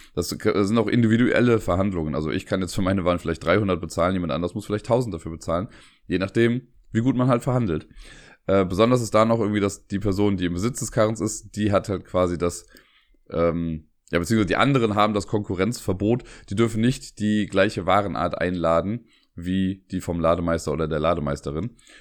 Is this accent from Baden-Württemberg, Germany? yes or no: no; Cologne, North Rhine-Westphalia, Germany; als Kölner